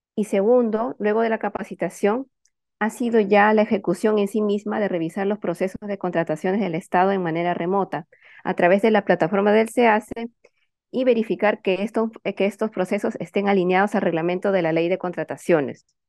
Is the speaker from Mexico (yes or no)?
no; Peru; nosotros como ciudadanos peruanos